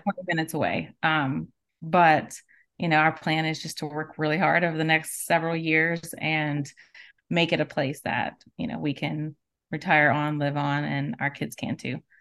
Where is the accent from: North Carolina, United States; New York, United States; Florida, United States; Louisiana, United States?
Louisiana, United States; South; moved away as an adult; now in Alabama, United States; my entire family, all of us are actually from South Louisiana, including my husband